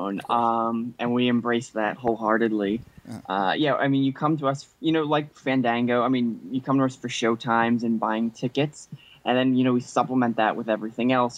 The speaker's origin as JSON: {"language": "English", "region": "New Jersey", "country": "United States", "also_born_or_lived": "Los Angeles", "said": "I came back to New Jersey. I'm from Jersey"}